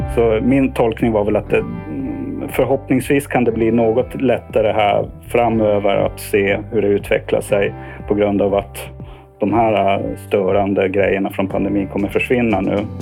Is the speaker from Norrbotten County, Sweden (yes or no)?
yes; Kiruna, Norrbotten County, Sweden; also born or lived in Uppsala; now in Stockholm, Sweden; jag kommer från Kiruna ursprungligen. Eh, så eh, ja, flyttade ner i början på 90-talet